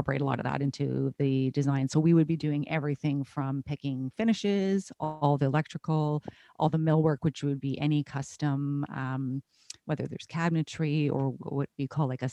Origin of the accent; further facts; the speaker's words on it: Canada; I'm a Canadian